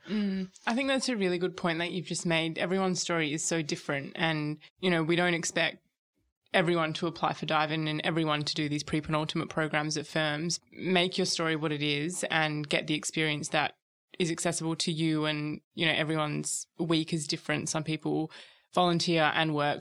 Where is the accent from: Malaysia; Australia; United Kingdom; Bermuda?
Australia; Perth, Western Australia; moved away as an adult; also born or lived in Sydney; now in Melbourne, Australia; I moved over from Perth, which is where I'm from.